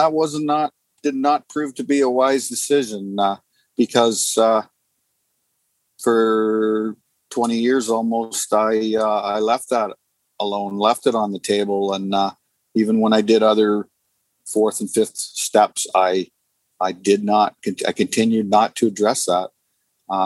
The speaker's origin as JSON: {"language": "English", "town": "Sarnia", "region": "Ontario", "country": "Canada", "said": "I'm from Sarnia, Ontario, Canada"}